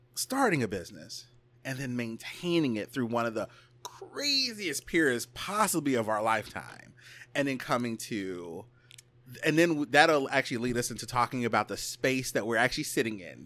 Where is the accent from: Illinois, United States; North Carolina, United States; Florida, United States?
Illinois, United States; Chicago; I'm from Chicago.